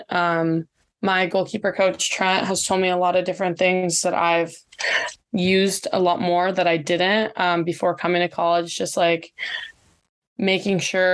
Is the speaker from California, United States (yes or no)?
yes; Ventura, California, United States; now in San Diego, United States; I'm from Ventura, so I'm very close to home still here